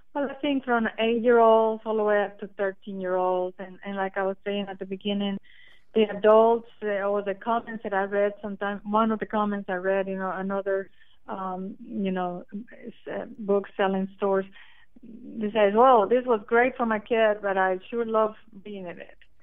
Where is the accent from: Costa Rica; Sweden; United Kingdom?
Costa Rica; moved away as an adult; now in United States; Well, I'm originally from Costa Rica. I've been in, in the United States for 30 years